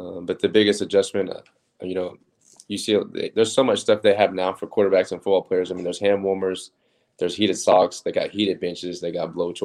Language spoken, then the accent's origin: English; Oklahoma City, Oklahoma, United States; moved away as an adult; also born or lived in Texas; I'm from Oklahoma City, so we can get four seasons in one day in Oklahoma